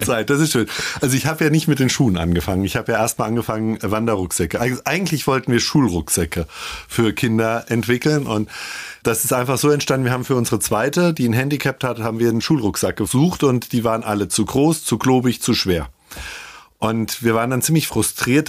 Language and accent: German; Hesse, Germany; now in Ingolstadt, Germany; ich bin Hesse